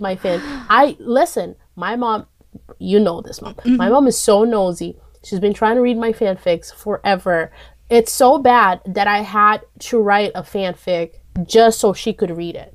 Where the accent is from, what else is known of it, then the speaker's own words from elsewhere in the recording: Dunkin' Donuts' hometown, Massachusetts, United States; I am from Dunkin' Donuts' hometown.